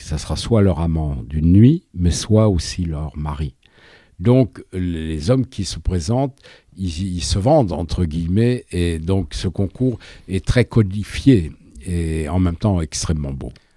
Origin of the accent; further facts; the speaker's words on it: France; je suis français